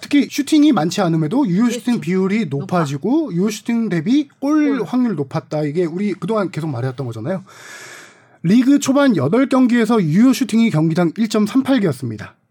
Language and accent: Korean; Suwon, Gyeonggi Province, South Korea; 제가 수원을 좋아했던 것 중에 하나도 당시 뭐 제가 고향이어서